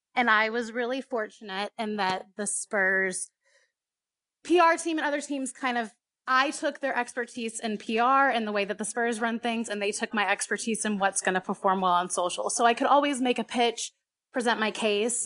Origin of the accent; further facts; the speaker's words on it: Houston, Texas, United States; moved away as an adult; also born or lived in San Antonio / Dallas; now in Los Angeles, United States; I grew up, I was born and raised in Houston.